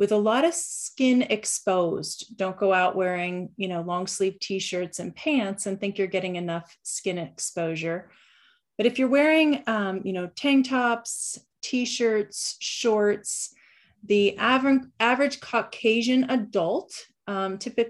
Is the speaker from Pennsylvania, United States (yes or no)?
yes; Western Pennsylvania, United States; also born or lived in Central Ohio; now in Ohio, United States; grew up naturally in Western Pennsylvania with six siblings